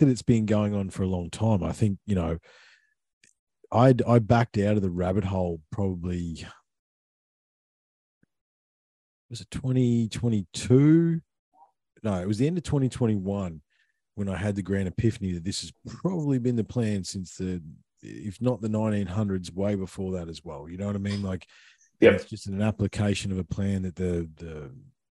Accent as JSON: {"language": "English", "country": "Australia"}